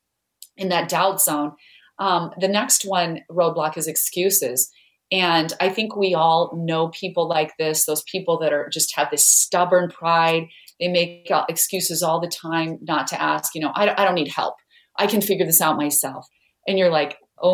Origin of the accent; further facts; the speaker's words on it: Idaho, United States; I grew up in Idaho where there are lots of potatoes, but no mangoes